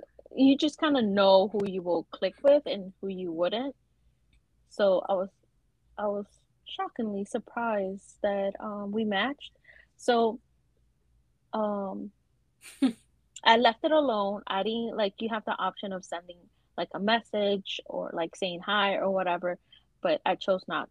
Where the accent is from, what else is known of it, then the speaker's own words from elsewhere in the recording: New York, United States; I'm from New York.